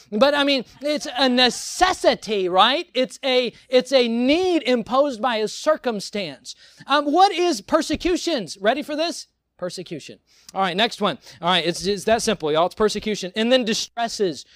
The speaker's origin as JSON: {"language": "English", "country": "United States", "said": "I am American"}